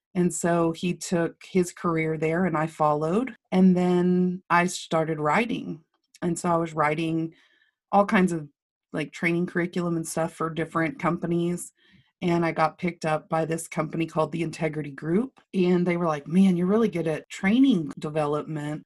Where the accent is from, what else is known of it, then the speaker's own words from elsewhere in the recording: Lubbock, Texas, United States; I grew up in Lubbock, I grew up, um, on Flynn Avenue